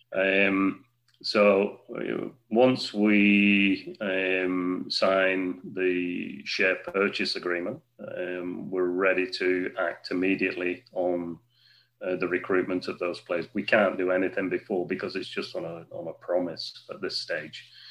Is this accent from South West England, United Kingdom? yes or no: no; Wigan, North West England, United Kingdom; I'm a Wiganer. Okay, I've worked hard over the last few years to get uh, the company that I work with, I'm a director with, to get them interested into investments into my hometown